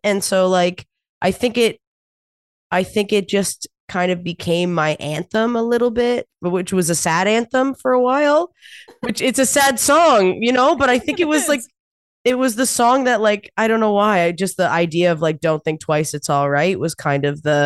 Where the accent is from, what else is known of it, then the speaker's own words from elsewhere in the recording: New Brunswick, Canada; moved away; I'm from New Brunswick.